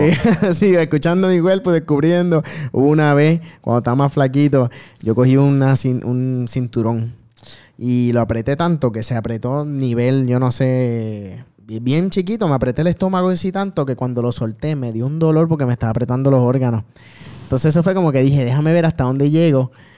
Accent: Bayamón, Puerto Rico; Yo soy de Bayamón

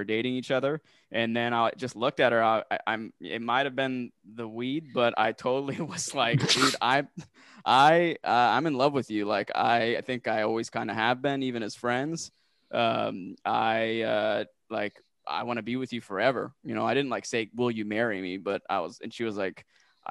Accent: Palo Alto, California, United States; moved away as an adult; now in Texas, United States; I grew up in Palo Alto. So the Bay Area was like been my home

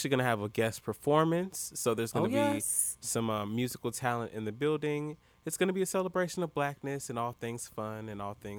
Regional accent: the South, United States; And me being a Southerner, hospitality is instilled in me.

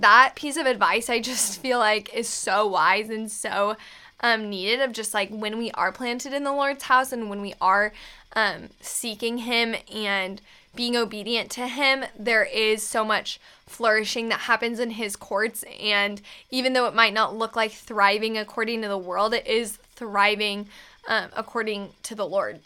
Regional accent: Manhattan, Kansas, United States; I'm from Manhattan, Kansas

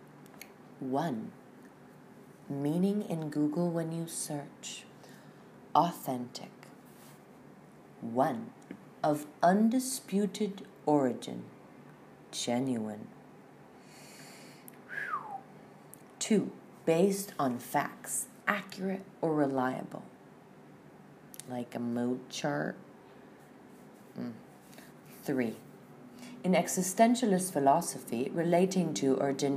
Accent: El Salvador; moved away as an adult; I'm from El Salvador.

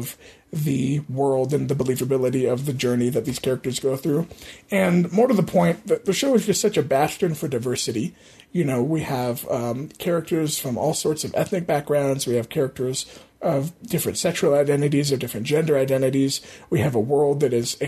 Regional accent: United States; as an American

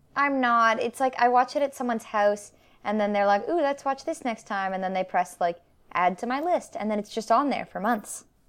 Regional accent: Canada; We're Canadian

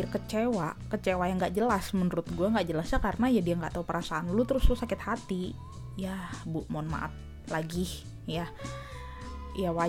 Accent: Indonesia; gue memang orang Indonesia ya uh, kedua orang tua gue berasal dari Indonesia asli

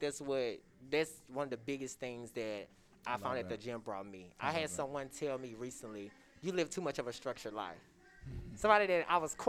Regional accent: Shreveport, Louisiana, United States; moved away; growing up in Louisiana with my mom, she was a single parent.

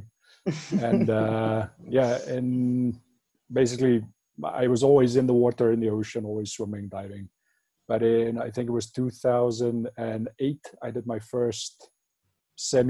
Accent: Fish Hoek, Western Cape, South Africa; also born or lived in Norway; now in Tenerife, Spain; originally I'm from South Africa, small town called Fishhoek, which is near Cape Town.

